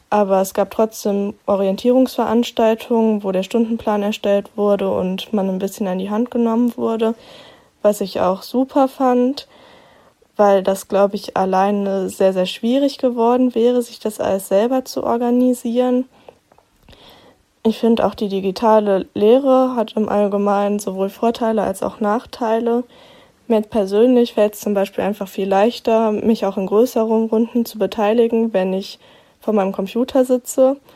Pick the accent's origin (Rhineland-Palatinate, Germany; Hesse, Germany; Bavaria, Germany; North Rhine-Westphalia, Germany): Hesse, Germany; Bad Wildungen; ich komme aus Bad Wildungen. Das ist auch nur so 20, 30 Minuten von Kassel entfernt.